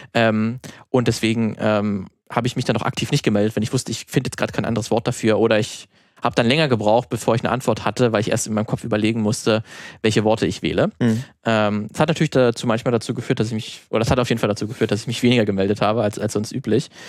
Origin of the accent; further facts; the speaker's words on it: Brandenburg, Germany; moved away; in der Heimat ähm, aus Brandenburg